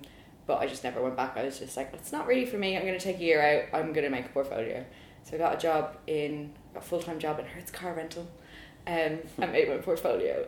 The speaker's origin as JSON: {"language": "English", "town": "Dublin", "region": "Leinster", "country": "Ireland", "accent": "Irish", "moved": "as an adult", "lives_now": "London, United Kingdom", "said": "I'm not losing my accent anytime soon either, so that's good. Although I do question my accent, because sometimes I'm like, oh yeah, I'm Irish"}